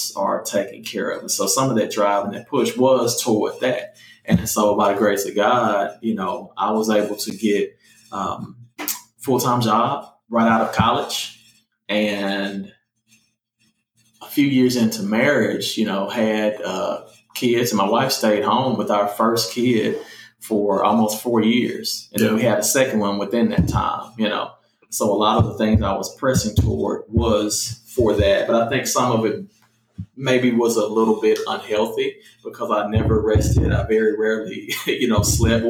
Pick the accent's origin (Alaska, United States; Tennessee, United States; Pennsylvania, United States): Tennessee, United States; Memphis; moved away as an adult; I grew up in the Haven